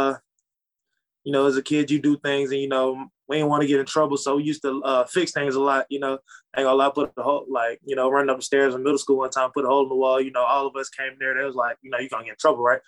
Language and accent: English; Atlanta, Georgia, United States; I'm from South Atlanta